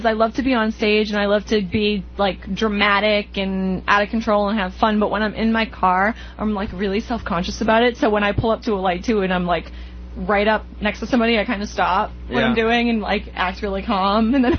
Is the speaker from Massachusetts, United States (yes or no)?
yes; Boxford, Massachusetts, United States; moved away as an adult; now in Kittery, United States; I grew up in a small town in Mass, actually, in Boxford.